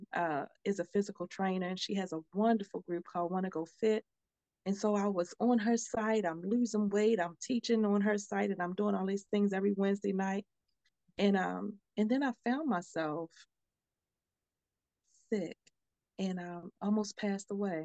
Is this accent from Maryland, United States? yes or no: yes; Baltimore, Maryland, United States; moved away as an adult; now in Texas, United States; I'm from Baltimore. And I had moved to Texas with my dad.